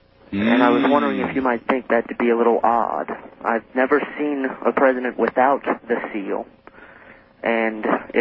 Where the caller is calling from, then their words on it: Orange, United States; I'm calling you from Orange, going into the little bit of reddish county here.